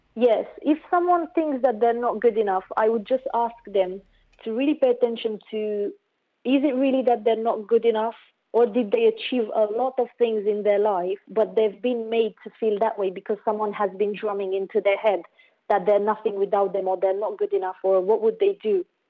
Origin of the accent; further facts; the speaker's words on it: Romania; I grew up in Romania